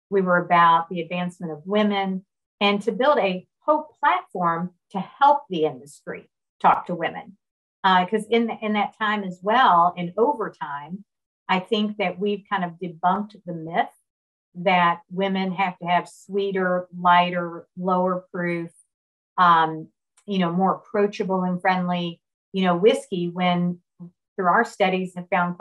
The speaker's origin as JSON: {"language": "English", "region": "Kentucky", "country": "United States", "tie": "born or raised there", "said": "I grew up in Kentucky"}